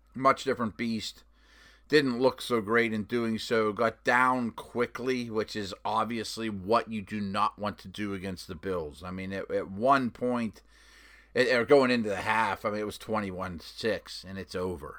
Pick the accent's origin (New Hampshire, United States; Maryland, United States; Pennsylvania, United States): Pennsylvania, United States; Pittsburgh; my hometown of Pittsburgh